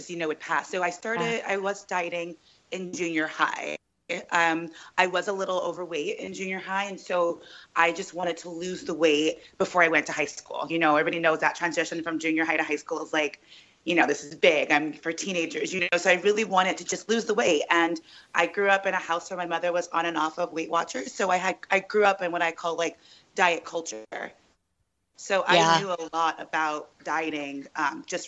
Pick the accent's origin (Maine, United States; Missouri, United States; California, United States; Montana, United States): California, United States; Sacramento; moved away as an adult; also born or lived in New York; now in Los Angeles, United States; I was raised in Sacramento